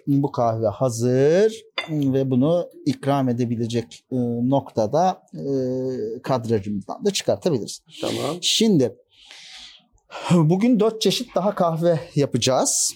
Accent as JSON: {"language": "Turkish", "region": "Uşak Province", "country": "Turkey", "tie": "born or raised there", "moved": "as an adult", "lives_now": "Istanbul, Turkey", "said": "Uşak doğumluyum. İlk orta öğretim ve e, lise öğretimimi Uşak'ta tamamladım"}